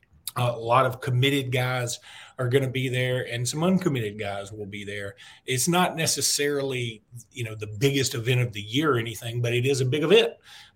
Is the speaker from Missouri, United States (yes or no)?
no; Alexander City, Alabama, United States; I'm from Alexander City